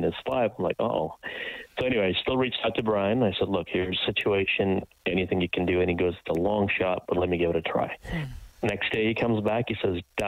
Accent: Kenya; moved away; I was born in Kenya, come from poverty

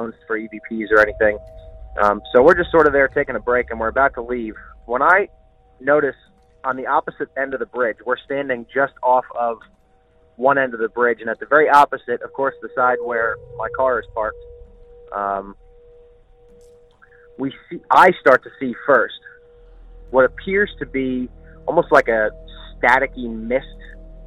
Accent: Reading, Pennsylvania, United States; I am from Reading, Pennsylvania

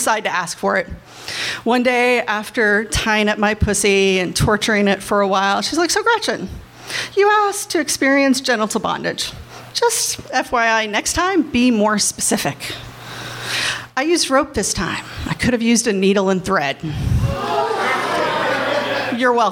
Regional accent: Kentucky, United States; I'm from Kentucky. I went to Catholic schools

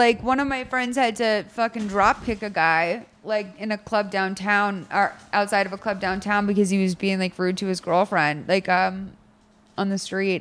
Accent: Lexington, Massachusetts, United States; I grew up in Lexington, Massachusetts, and I went to Boston College

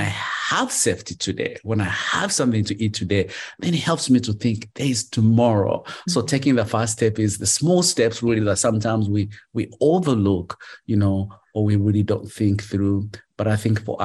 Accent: Uganda; moved away; I grew up in Uganda and I became a street kid

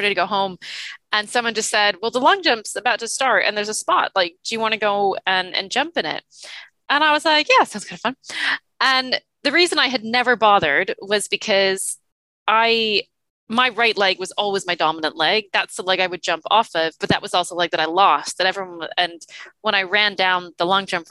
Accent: Toronto, Ontario, Canada; also born or lived in New Zealand; as you can tell from my accent, I grew up in Toronto

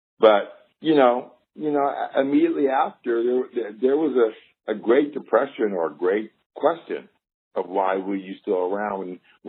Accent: Indiana, United States; the first African-American child adopted in Indiana by Caucasians, and I was raised

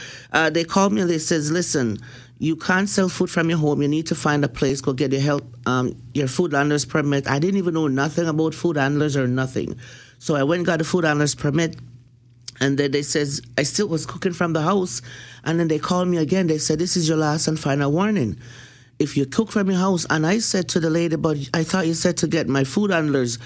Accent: Jamaica; I'm Jamaican from the streets

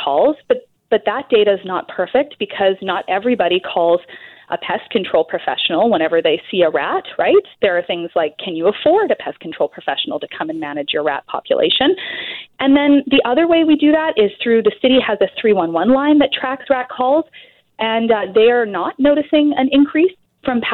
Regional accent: Alberta, Canada; now in British Columbia, Canada; I'm originally from Alberta, the rat-free province

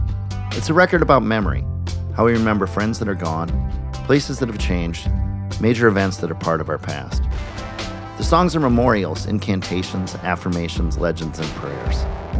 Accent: Minneapolis, Minnesota, United States; my hometown of Minneapolis

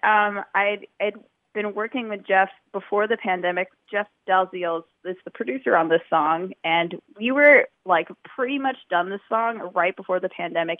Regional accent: Hamilton, Ontario, Canada; moved away as an adult; now in Etobicoke, Canada; I am born and raised in Hamilton. I'm actually bunkering out in Etobicoke. I've been living here the last few years

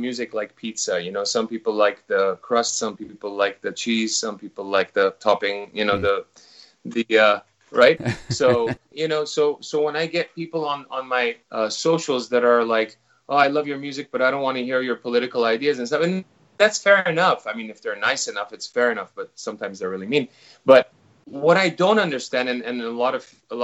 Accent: Los Angeles, California, United States; moved away as an adult; now in New Zealand; My whole, you know, my parents, all my friends and everyone I grew up with is in Los Angeles. And so I've got a huge history there.

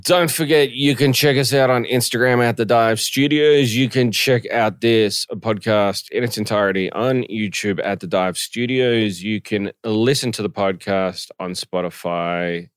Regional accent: Melbourne, Victoria, Australia; moved away; my hometown of Melbourne

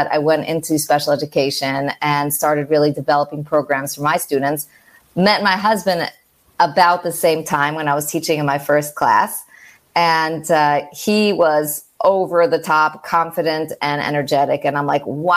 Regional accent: New York, United States; moved away as an adult; I'm from New York and living abroad right now, expat

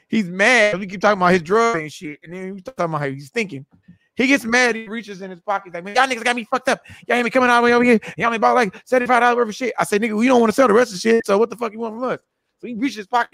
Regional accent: Texas, United States; I'm from Texas

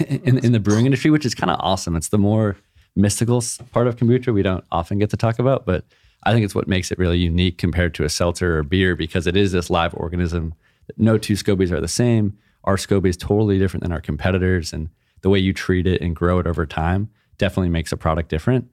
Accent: Hawaii, United States; moved away; also born or lived in San Diego; growing up in Hawaii

